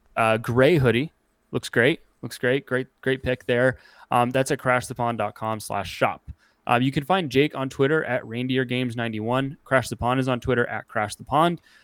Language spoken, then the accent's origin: English; Canada; moved away; I am Canadian, and I don't live in Canada